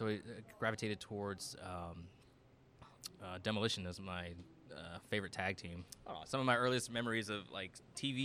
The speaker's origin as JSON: {"language": "English", "town": "Victoria", "region": "Texas", "country": "United States", "tie": "born or raised there", "also_born_or_lived": "Roanoke, Texas", "moved": "as an adult", "said": "I moved from Victoria, Texas, up to Roanoke, Texas"}